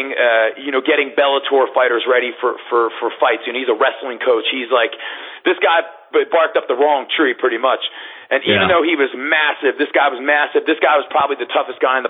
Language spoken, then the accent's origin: English; Philadelphia, Pennsylvania, United States; I grew up in Philadelphia